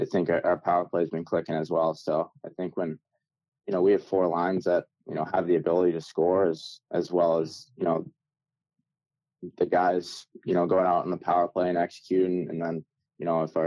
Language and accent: English; Massachusetts, United States; since I was a kid growing up in Massachusetts.